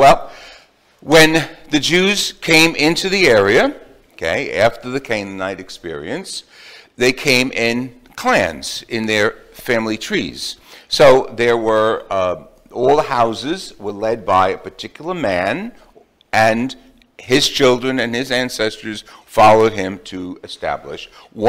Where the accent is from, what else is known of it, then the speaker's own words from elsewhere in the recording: Jersey City, New Jersey, United States; I grew up in Jersey City, and the town next to us was Hoboken.